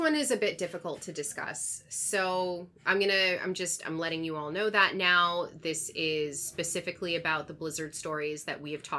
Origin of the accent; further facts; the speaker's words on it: West Coast, United States; I'm from the West Coast.